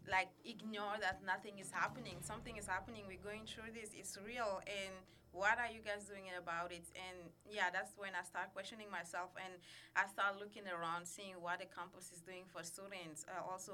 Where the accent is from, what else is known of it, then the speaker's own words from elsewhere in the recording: Burkina Faso; now in Madison, United States; I'm originally from Burkina Faso in West Africa